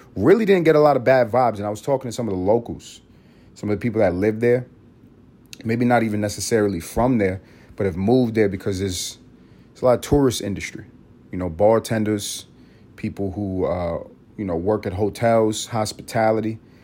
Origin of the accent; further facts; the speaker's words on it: New York City, New York, United States; I grew up in New York City. I grew up in the motherfucking city